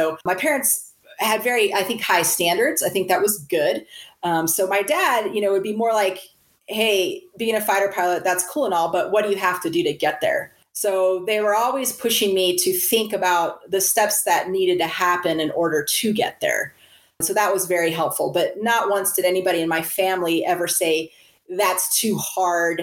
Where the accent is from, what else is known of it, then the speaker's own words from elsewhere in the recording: Central California, United States; I grew up in a very stable household, middle class America. I was born in Central California